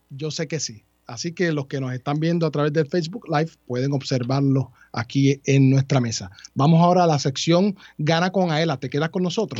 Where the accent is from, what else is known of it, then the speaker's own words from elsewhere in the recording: Guayama, Puerto Rico; De mi pueblo